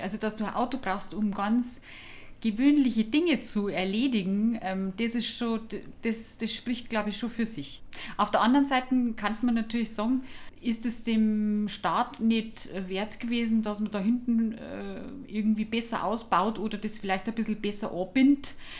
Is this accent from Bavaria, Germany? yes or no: yes; village near Deggendorf, Bavaria, Germany; moved away; ich komm aus dem Dorf mit, äh, zweitausend Einwohnern